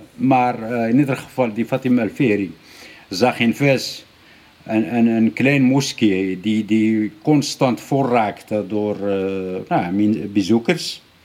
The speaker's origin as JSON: {"language": "Dutch", "country": "Morocco", "said": "bij ons in Marokko"}